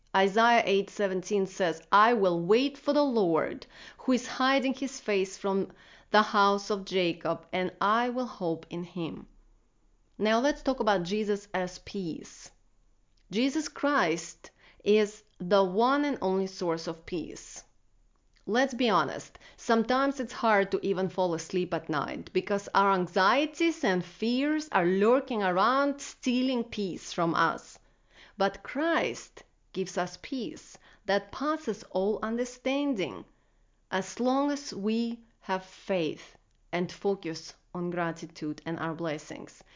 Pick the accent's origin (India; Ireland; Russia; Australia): Russia; moved away; Growing up in Russia, I remember being told to check one million boxes before God would love me